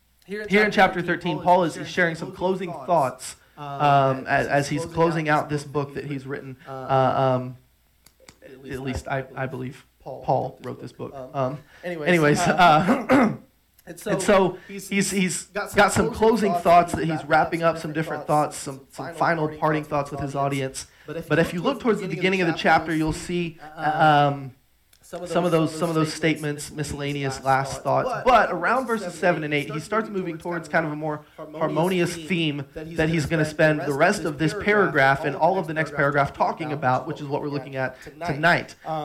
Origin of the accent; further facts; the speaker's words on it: Trinidad & Tobago; Even though I spent a lot of years on the mission field, I grew up outside of America. I grew up in Trinidad.